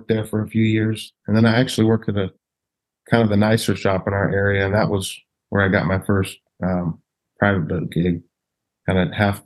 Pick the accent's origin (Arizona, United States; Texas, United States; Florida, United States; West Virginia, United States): Florida, United States; Pensacola; also born or lived in California; grew up in Pensacola